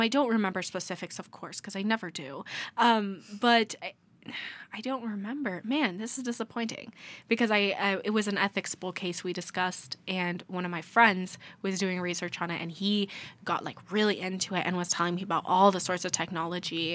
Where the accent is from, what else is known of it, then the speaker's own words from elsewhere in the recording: United States; as an American